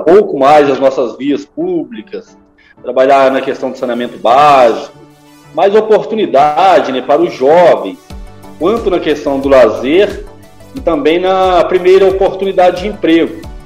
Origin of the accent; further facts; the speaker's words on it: Barbacena, Minas Gerais, Brazil; passei minha infância em Senhora das Dores, distrito aqui de Barbacena